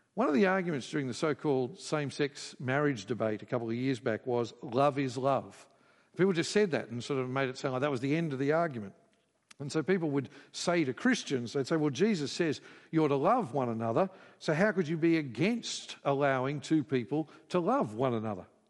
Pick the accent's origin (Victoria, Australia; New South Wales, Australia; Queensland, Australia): Queensland, Australia; I grew up in Queensland